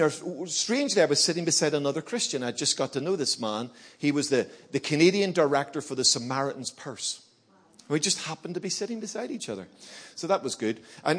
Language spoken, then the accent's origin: English; Belfast, Northern Ireland, United Kingdom; moved away; also born or lived in Birmingham; I grew up in Belfast, you know, during the Troubles